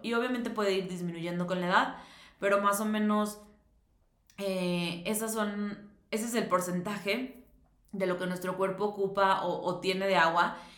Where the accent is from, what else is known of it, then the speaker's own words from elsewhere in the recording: Mexico; que soy mexicana